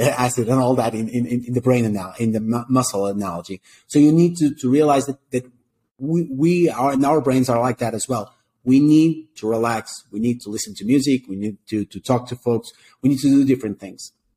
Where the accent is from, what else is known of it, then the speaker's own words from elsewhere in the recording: Portugal; moved away as an adult; now in Colombia; I'm from Portugal originally.